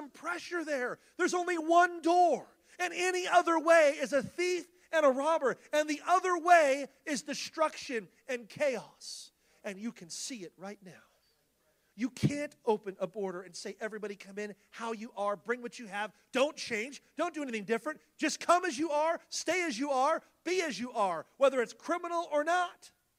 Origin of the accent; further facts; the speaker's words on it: California, United States; We come from California